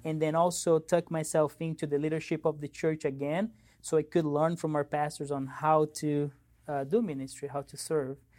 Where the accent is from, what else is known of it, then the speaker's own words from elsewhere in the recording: São Paulo, Brazil; moved away; I grew up in Brazil, São Paulo, Brazil.